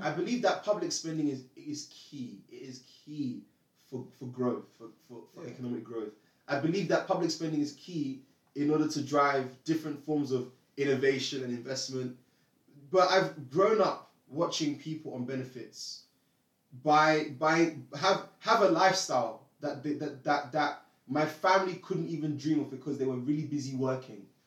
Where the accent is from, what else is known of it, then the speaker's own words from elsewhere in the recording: Nigeria; moved away; I'm Nigerian